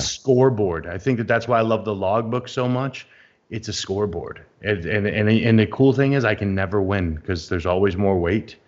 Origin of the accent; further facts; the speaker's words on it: United States; as an American